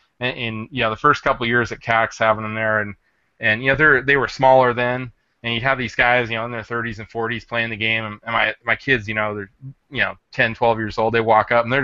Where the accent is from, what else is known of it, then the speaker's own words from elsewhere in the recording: Burbank, California, United States; I was born in Southern California in Burbank, kind of near the NBC studios